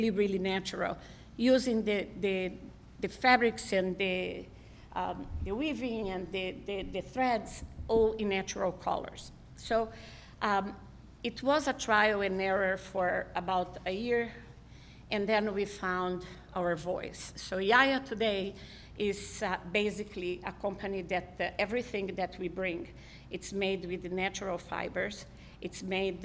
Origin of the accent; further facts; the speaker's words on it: Brazil; also born or lived in Israel; now in United States; I'm originally from Brazil